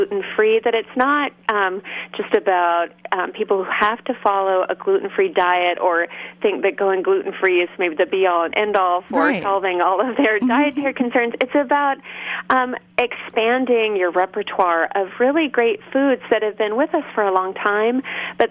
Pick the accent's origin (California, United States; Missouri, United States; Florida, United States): California, United States; Berkeley; I grew up in Berkeley, California